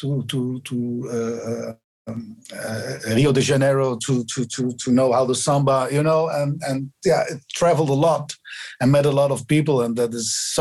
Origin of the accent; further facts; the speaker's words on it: near Bergen op Zoom, North Brabant, Netherlands; English is a second language; also born or lived in Rotterdam; now in Amsterdam, Netherlands; I grew up in Brabant, in a little village in the neighborhood of Bergen-op-Zoom.